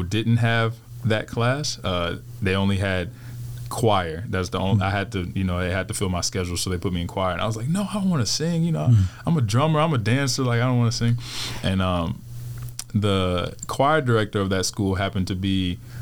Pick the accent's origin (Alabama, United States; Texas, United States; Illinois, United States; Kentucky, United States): Texas, United States; Houston; moved away; I'm from Houston, Texas.